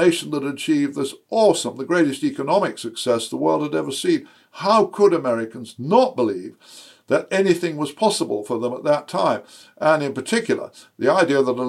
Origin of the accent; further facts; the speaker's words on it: United Kingdom; as a Brit